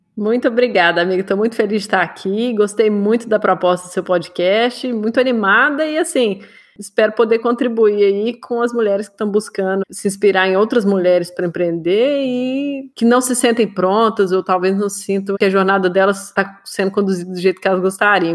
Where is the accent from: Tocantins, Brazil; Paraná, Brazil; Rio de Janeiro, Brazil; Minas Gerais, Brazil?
Minas Gerais, Brazil; eu cresci em Minas